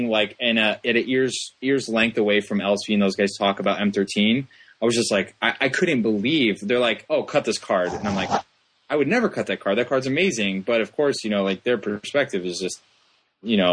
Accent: Columbus, Ohio, United States; I'm from Columbus, Ohio

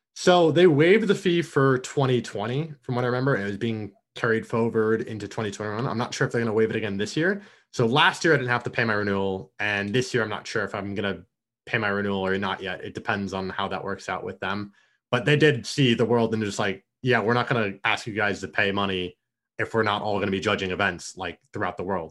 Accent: Orlando, Florida, United States; now in Atlanta, United States; I grew up in Orlando, Florida, right outside of U C F

